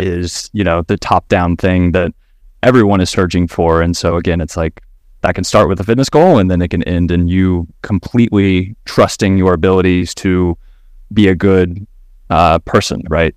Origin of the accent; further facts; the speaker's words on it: Kentucky, United States; now in Austin, United States; I am based out of Austin, Texas right now, born and raised in Kentucky